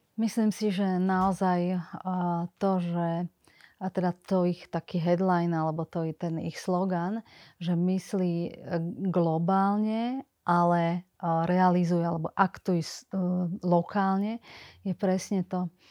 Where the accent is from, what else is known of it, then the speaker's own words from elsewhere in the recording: Slovakia; bola som prvá zo Slovenska, ktorá som išla študovať na Hamburger University do Chicaga